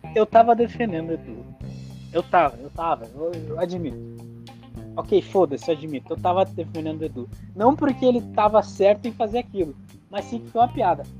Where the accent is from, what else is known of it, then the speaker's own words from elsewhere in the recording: Brazil; nós, como brasileiros